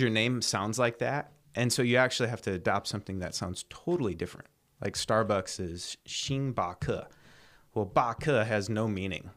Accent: United States; moved away as an adult; also born or lived in China; I'm an American.

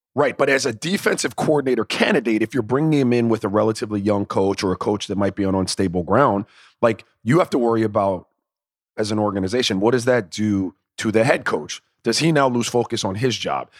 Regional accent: Florida, United States; I'm a kid from Florida

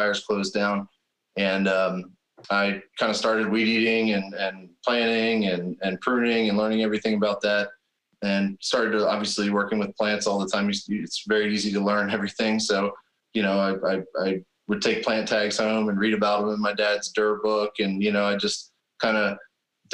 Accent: West Grove, Pennsylvania, United States; I grew up in West Grove, PA, which is just down the road here from Longwood

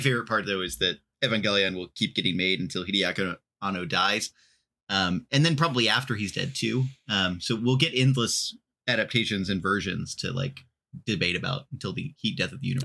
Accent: Texas, United States; moved away; I am from Texas originally

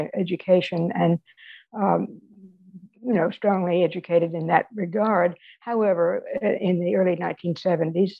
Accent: Indianola, Mississippi, United States; moved away as an adult; also born or lived in Greenwood, Mississippi / New Orleans, Louisiana / Washington, D.C.; I was born in Greenwood, Mississippi. I grew up in Indianola nearby, and that's the Mississippi Delta.

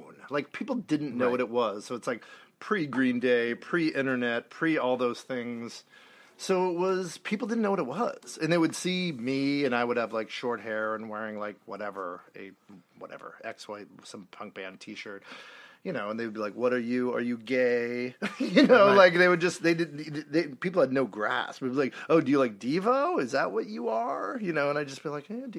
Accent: Marin County, California, United States; I grew up in Marin County, California, which is about 15 miles north of San Francisco

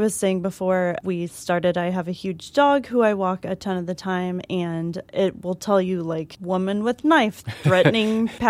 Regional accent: Kansas City, Missouri, United States; now in New York City, United States; I'm from Kansas City, Missouri

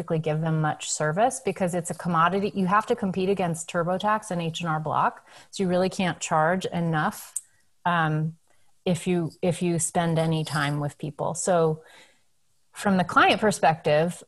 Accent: New England, United States; I grew up in New England

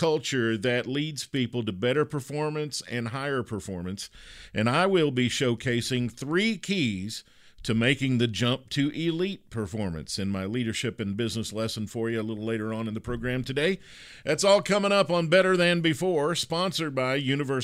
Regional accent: Kentucky, United States; moved away as an adult; I grew up in Kentucky. I lived there the first 30 years of my life, so I'm a Kentucky basketball person.

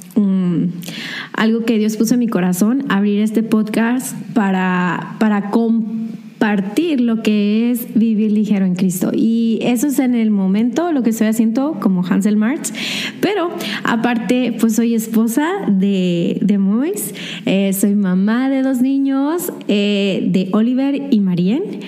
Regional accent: Hermosillo, Sonora, Mexico; also born or lived in Mexicali; yo nací en Mexicali, pero solo viví un año y me regresé aquí a Hermosillo

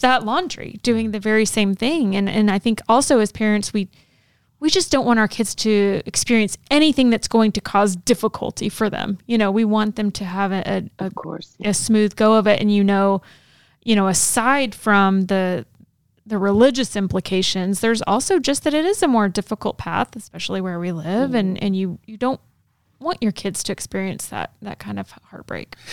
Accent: Texas, United States; I grew up in Texas

